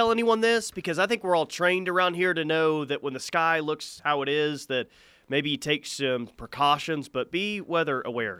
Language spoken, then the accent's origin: English; Lawton, Oklahoma, United States; Need Lawton back. I'm from the Shady 580. If you get a chance to go to Lawton, don't go.